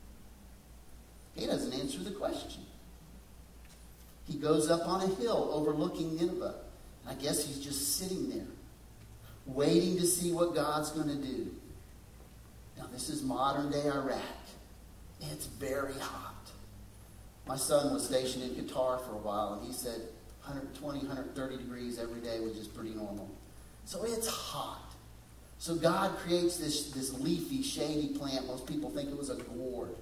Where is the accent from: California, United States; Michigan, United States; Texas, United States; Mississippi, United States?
Texas, United States; West; growing up in West Texas